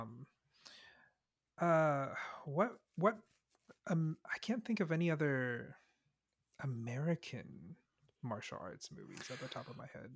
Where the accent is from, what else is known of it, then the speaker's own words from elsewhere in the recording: Singapore; I was born in Singapore